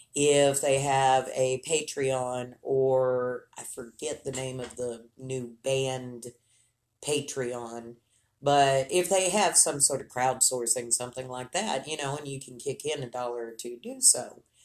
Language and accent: English; Lubbock, Texas, United States; Lubbock, my hometown